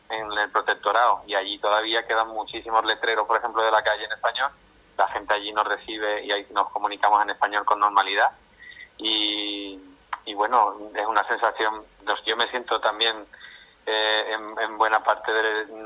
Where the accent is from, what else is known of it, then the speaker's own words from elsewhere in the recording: Spain; aunque somos la mayoría de mis compañeros somos españoles